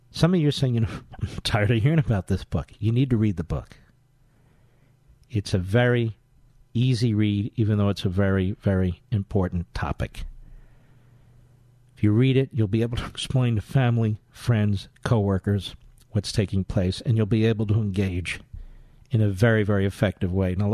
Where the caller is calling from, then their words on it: Springfield, Missouri, United States; Yes, we're from Springfield, Missouri, and we do have the uh, right to carry and the stand your ground law.